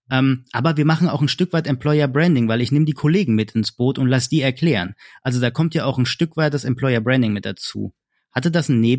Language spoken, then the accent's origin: German; Hesse, Germany; ich bin kein Bayer, ich bin